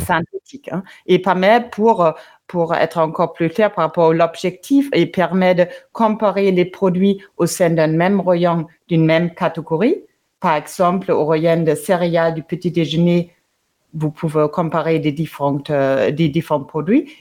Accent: Germany; moved away; l'Allemagne, mon pays d'origine

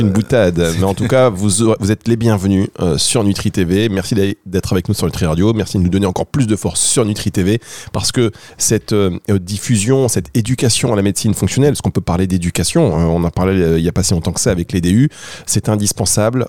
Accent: Dunkirk, Hauts-de-France, France; j'ai grandi euh, à Dunkerque

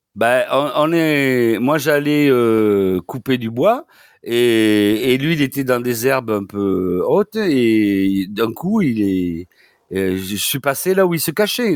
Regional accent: Toulouse, Occitania, France; accent: Toulouse (southern French); comme mon accent l'indique, c'est une la, faculté de médecine de Toulouse.

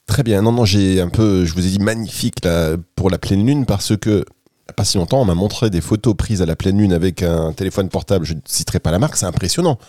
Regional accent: Dunkirk, Hauts-de-France, France; now in Côte d'Azur, France; je suis à la base, je suis de Dunkerque. Aujourd'hui, je suis dans le sud.

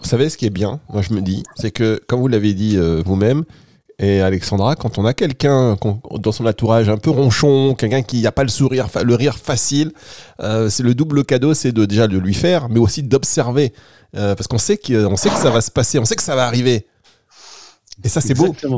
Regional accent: Dunkirk, Hauts-de-France, France; now in Cannes, France; moi Dunkerque, moi je suis de Dunkerque.

